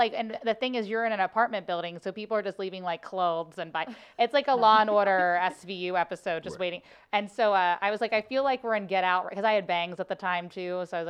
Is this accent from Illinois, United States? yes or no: no; Cincinnati, Ohio, United States; now in St. Louis, United States; I think I'm from Ohio. I'm from Cincinnati. So Cincinnati isn't like a huge step from St. Louis, if that makes sense. Like, it's still the Midwest.